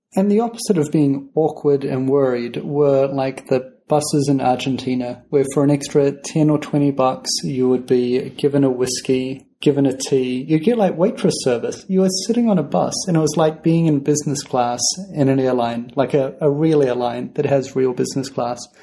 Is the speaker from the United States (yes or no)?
no; New Zealand; we're from New Zealand.